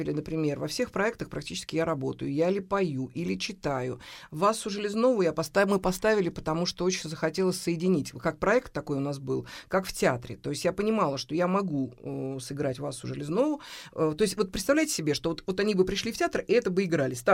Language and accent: Russian; Samara, Samara Oblast, Russia; Мы же из Самары